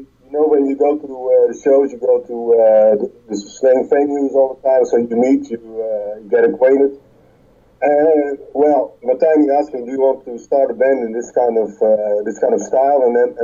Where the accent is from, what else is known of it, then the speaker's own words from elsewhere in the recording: Netherlands; English is a second language; Utrecht and Amsterdam.